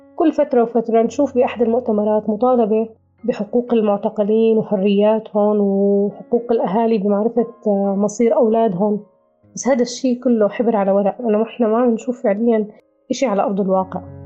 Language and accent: Arabic; western Rif Dimashq, Syria; moved away as an adult; سورية من ريف دمشق الغربي